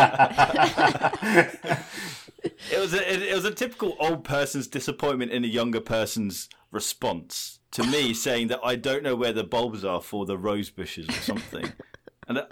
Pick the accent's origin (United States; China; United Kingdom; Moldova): United Kingdom; England; accent: English; in my English accent